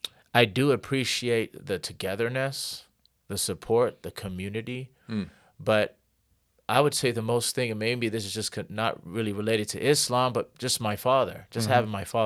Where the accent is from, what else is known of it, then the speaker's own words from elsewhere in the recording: Connecticut, United States; And but yeah, I grew up in Connecticut, and my father, he taught us how to read. We went to the mosque, and we call it the masjid too.